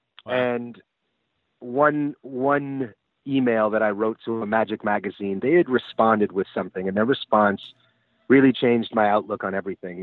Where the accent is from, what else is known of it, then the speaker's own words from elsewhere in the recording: Hanover, New Hampshire, United States; moved away as an adult; also born or lived in Sundance, Wyoming / Burlington, Vermont; spent the majority of my time from first grade on in Hanover, New Hampshire, where Dartmouth College is